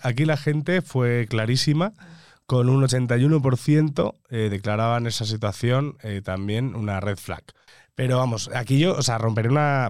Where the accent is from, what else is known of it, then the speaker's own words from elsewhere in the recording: Majorca, Balearic Islands, Spain; yo como mallorquín y mediterráneo